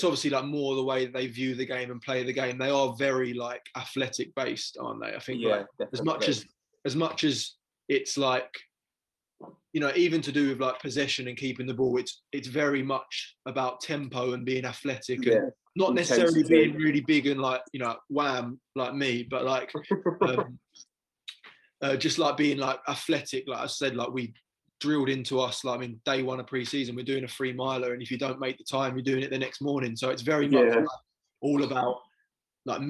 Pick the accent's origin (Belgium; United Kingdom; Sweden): United Kingdom; England; we're English